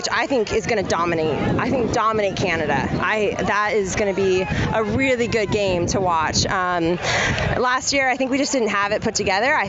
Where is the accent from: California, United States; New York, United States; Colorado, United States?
California, United States; San Diego; I'm from San Diego